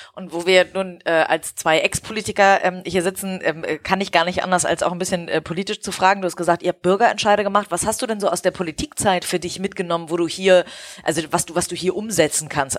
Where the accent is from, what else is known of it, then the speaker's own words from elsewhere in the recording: Hamburg, Germany; als Hamburgerin